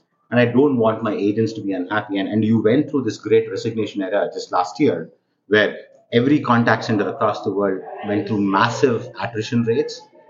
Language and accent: English; India; accent: Indian; moved away as an adult; now in United States; Yeah, again, born and raised in India, engineer by background.